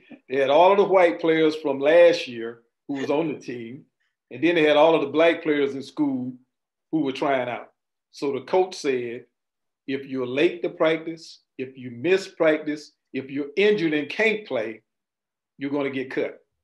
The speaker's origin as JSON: {"language": "English", "town": "Winter Haven", "region": "Florida", "country": "United States", "tie": "born or raised there", "said": "growing up in Winter Haven"}